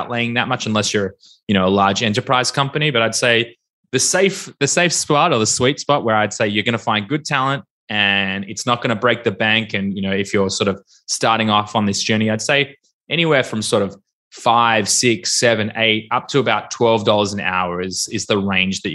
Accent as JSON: {"language": "English", "town": "Melbourne", "region": "Victoria", "country": "Australia", "moved": "as an adult", "lives_now": "Tel Aviv, Israel", "said": "I'm from Melbourne"}